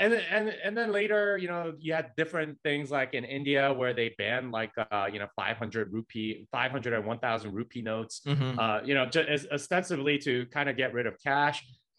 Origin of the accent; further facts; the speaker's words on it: South Korea; South Korea.